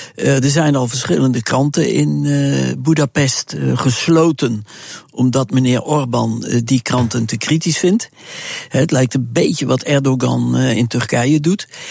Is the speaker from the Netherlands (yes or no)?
yes; Netherlands; als Nederlander